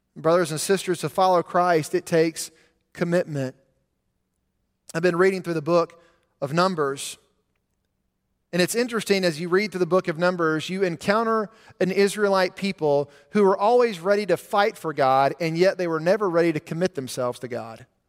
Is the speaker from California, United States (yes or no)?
no; Montgomery, Alabama, United States; When I was a teenager growing up in Montgomery, I would take the same route to school